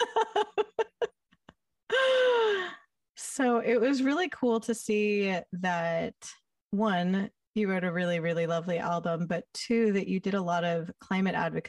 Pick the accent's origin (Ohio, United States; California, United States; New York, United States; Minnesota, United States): California, United States; I'm from California